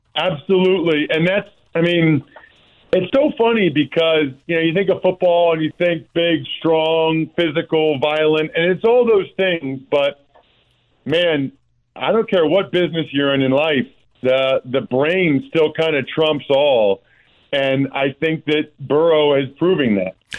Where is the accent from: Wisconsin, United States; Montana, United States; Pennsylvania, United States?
Pennsylvania, United States; outside of Philadelphia; I grew up outside of Philadelphia